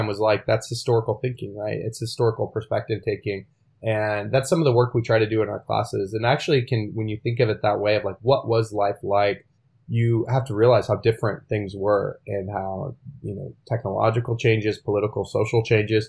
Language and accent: English; Tulsa, Oklahoma, United States; it was invented in my hometown of Tulsa